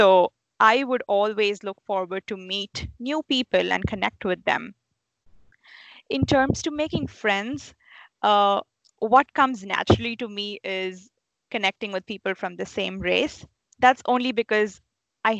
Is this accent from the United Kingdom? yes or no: no; India; moved away as an adult; now in United States; when I was in India with the same group of friends that I had since childhood